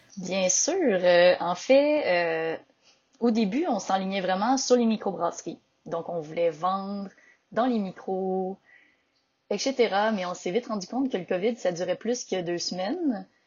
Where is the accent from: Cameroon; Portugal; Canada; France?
Canada; Victoriaville, Quebec; also born or lived in Montreal; je viens de Victoriaville, la ville du développement durable et de la poutine.